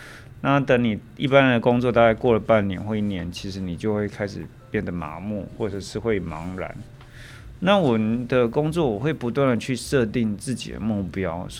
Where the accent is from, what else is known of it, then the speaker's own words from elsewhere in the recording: Taoyuan, Taiwan; 我在当兵前我是念工科的，我念二专，然后我那时候是高职是念电机，我是桃园人。